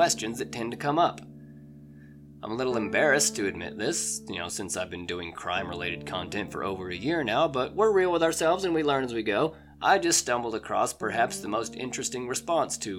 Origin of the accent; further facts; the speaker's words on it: Oklahoma, United States; my home state of Oklahoma